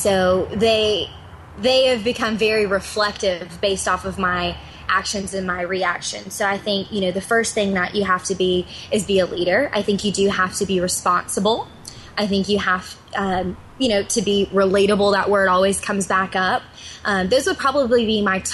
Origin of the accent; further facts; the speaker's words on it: Georgia, United States; Georgia is my home state.